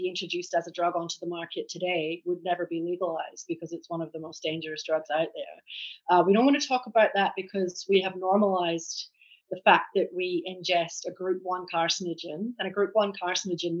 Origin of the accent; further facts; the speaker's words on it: Edinburgh, Scotland, United Kingdom; accent: Scottish; moved away as an adult; now in Australia; So I'm Scottish by birth, hence the accent. I grew up in Edinburgh